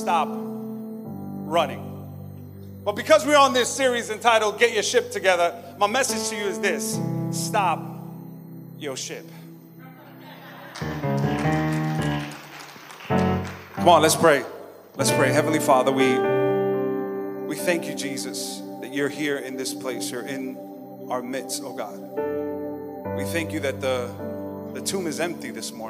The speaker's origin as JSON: {"language": "English", "town": "New York City", "region": "New York", "country": "United States", "tie": "born or raised there", "said": "growing up in Flatbush, Brooklyn, my family and I, we at one time had to run for our lives."}